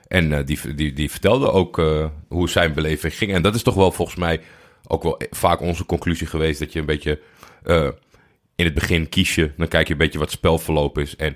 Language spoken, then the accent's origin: Dutch; Haarlem, North Holland, Netherlands; born there; Uit Haarlem. Weten niet veel mensen. Ja, is nee. geboren in Haarlem.